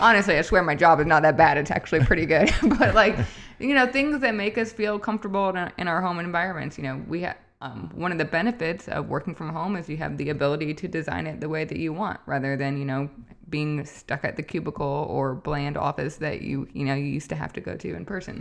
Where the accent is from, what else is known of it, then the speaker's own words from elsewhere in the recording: Midwest, United States; also born or lived in upstate New York; now in Michigan, United States; I grew up in the Midwest. Well, I'm from upstate New York, but growing up in the Midwest